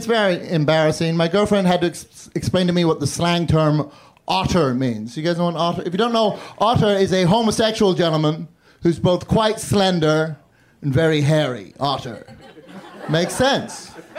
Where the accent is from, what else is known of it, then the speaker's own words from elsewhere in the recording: Northern Ireland, United Kingdom; also born or lived in London; now in Chicago, United States; I live in Chicago, but I grew up in Northern Ireland and London, so now I have this stupid fucking accent.